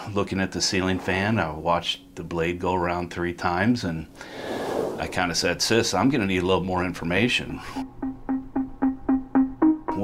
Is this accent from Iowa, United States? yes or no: yes; Council Bluffs, Iowa, United States; born or raised there